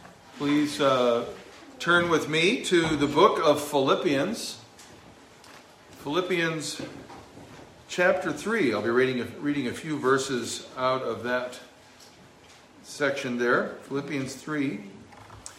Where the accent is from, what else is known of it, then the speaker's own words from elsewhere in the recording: Southern California, United States; moved away; growing up in Southern California